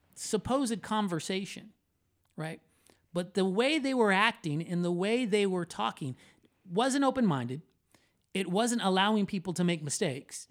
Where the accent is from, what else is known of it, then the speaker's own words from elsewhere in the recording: Orlando, Florida, United States; I was born in Orlando, Florida, to Puerto Rican parents